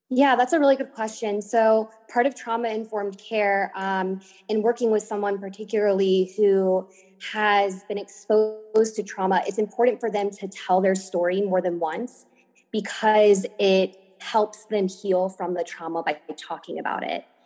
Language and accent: English; Virginia, United States; moved away as an adult; also born or lived in Miami, Florida; I am from Virginia, um, born and raised here